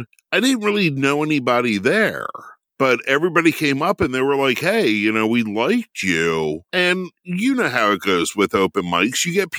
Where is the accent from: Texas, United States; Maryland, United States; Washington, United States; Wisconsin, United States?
Maryland, United States; now in Williamsport, United States; Yeah, I grew up in Howard County.